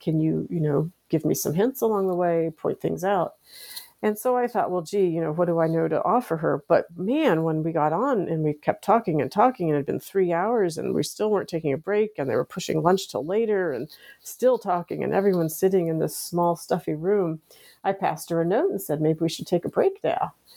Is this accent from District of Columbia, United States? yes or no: yes; Washington, District of Columbia, United States; I grew up here in the United States, in the Washington D.C. area